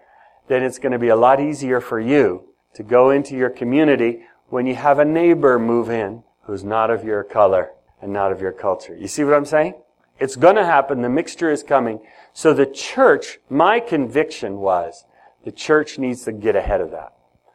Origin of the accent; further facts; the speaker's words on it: Ethiopia; now in United States; So, I grew up in Ethiopia. In Ethiopia, there are many different languages and many different tribes.